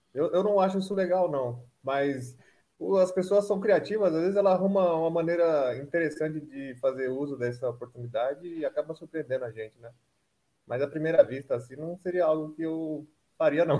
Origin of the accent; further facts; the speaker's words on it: São Paulo, Brazil; now in Maringá, Brazil; apesar de ser paulistano